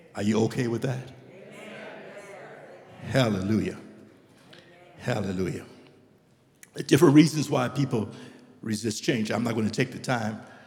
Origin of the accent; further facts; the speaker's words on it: Liberia; moved away as an adult; also born or lived in United States; I'm from Liberia, and we grew up, and in Liberia, we don't eat uncooked greens.